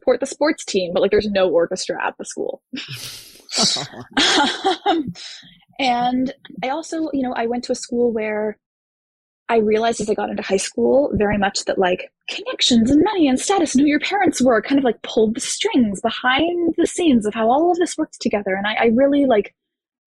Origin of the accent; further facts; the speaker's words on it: Houston, Texas, United States; moved away as an adult; also born or lived in Florida; I grew up in Houston, Texas